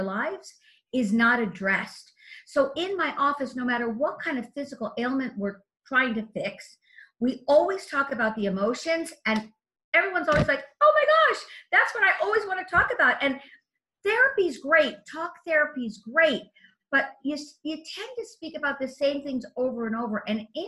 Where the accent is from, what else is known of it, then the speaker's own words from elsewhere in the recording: Los Angeles, California, United States; I come from the Hollywood Hills where there's canyons